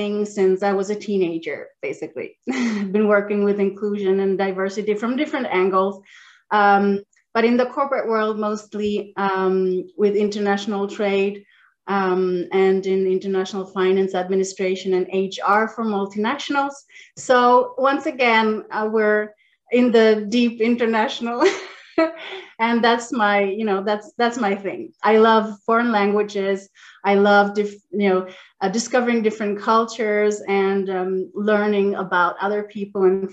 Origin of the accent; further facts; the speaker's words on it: northern Sweden, Sweden; also born or lived in Chile; I flew across the world and came to the north of Sweden, not even south of Sweden, the north of Sweden near the polar circle, the Arctic Circle. So I grew up there